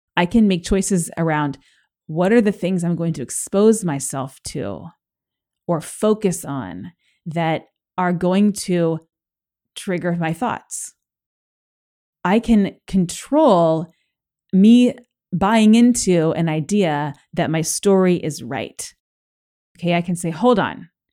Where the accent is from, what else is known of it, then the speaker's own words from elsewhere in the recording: Los Angeles, California, United States; I grew up in Los Angeles